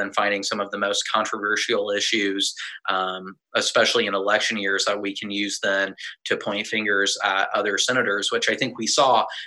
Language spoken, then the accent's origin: English; Lincoln, Nebraska, United States; I'm a lifelong resident of my community. I grew up in the Highlands and went to Reedstrom Elementary. I was part of the first class to go all the way through Esco Middle School out in Fallbrook. I graduated from Lincoln North Star in 2016